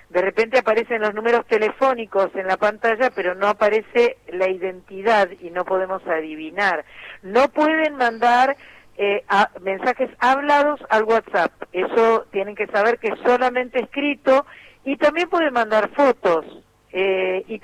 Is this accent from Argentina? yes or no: yes; Rosario, Santa Fe, Argentina